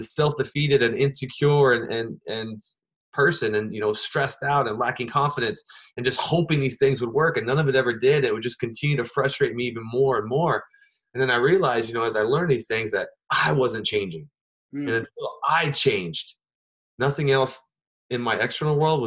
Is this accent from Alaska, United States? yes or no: yes; Anchorage, Alaska, United States; moved away; also born or lived in Las Vegas; once I left Alaska, I lived in Las Vegas, and I really struggled to make the connections that I had growing up in Anchorage